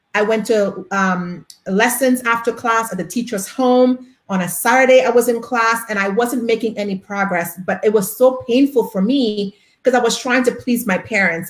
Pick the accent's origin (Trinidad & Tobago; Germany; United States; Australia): Trinidad & Tobago; I am from Trinidad and Tobago in the Caribbean